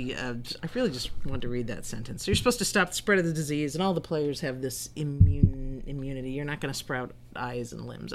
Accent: Minnesota, United States; I grew up in Minnesota

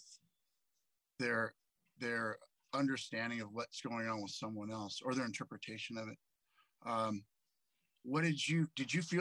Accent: San Francisco, California, United States; moved away; I'm from San Francisco in the Bay Area originally

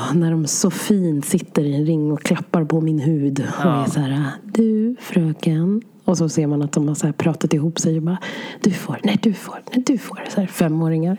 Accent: Sweden; så flyttade mina föräldrar hit till Sverige och så föddes jag här

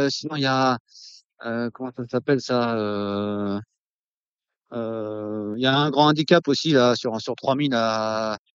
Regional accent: Vénès, Occitania, France; C'est dans le sud-ouest de la France, euh, entre Castres et Albi.

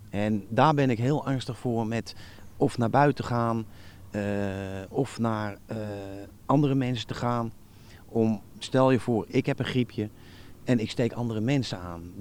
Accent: Netherlands; ben een Nederlander.

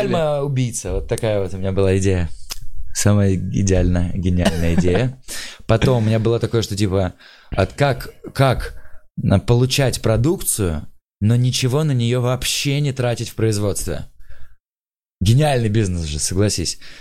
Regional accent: Tula, Tula Oblast, Russia; now in Moscow, Russia; я просто чувак из Тулы, как-то вот приехал в Москву

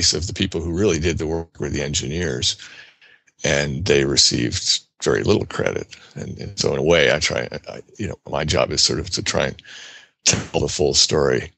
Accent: New Jersey, United States; As a child growing up in New Jersey, I was interested in animals and machines

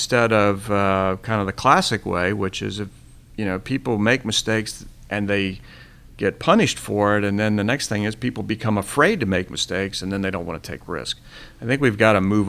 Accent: Florida, United States; I grew up in Florida.

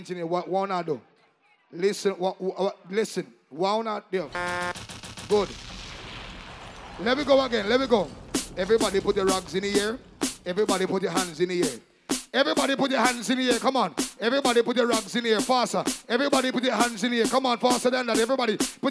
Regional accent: Jamaica; I am from Moby

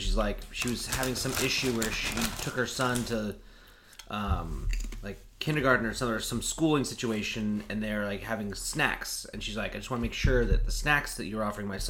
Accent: California, United States; I'm from, you know, California.

